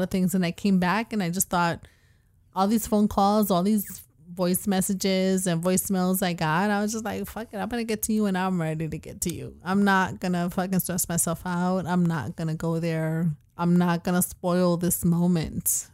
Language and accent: English; Puerto Rico; I'm from Puerto Rico